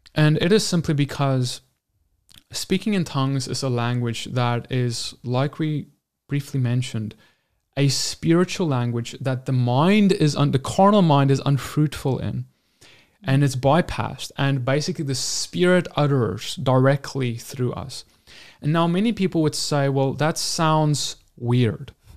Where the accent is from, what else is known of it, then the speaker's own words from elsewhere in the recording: South Africa; I'm from South Africa and we had, like, ten official languages